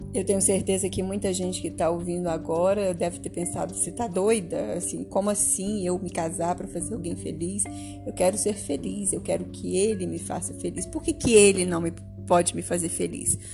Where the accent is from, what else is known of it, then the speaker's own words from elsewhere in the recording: Minas Gerais, Brazil; aqui em Minas, que é a minha história, que, é o, que eu conheço bem, que eu, onde eu cresci, né? Eu sou mineira